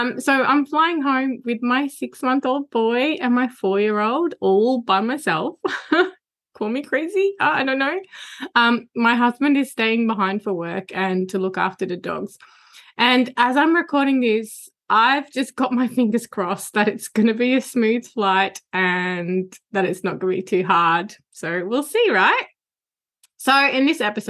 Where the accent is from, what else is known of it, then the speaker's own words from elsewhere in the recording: Netherlands; now in Australia; it's where I was born and where my entire family still lives